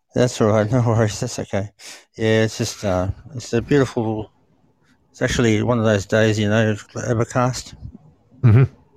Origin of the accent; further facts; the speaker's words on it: Sydney, New South Wales, Australia; also born or lived in Uruguay; I used to live mm-hmm. in Uruguay when I was born, so yeah, I came here when I was nine to Australia